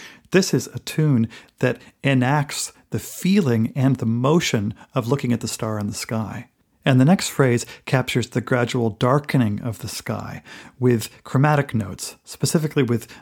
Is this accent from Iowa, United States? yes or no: yes; Bettendorf, Iowa, United States; moved away as an adult; my hometown of Bettendorf, Iowa. So I feel a special kinship with this woman who grew up very near where I grew up. Then she moved to the East Coast, as I did